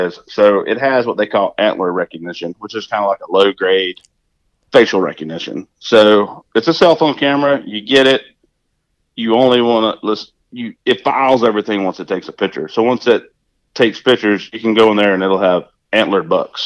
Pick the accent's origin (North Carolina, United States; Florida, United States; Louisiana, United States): Louisiana, United States; Pitkin; I'm from Pitkin. We had to drive 30 minutes to get to the grocery store growing up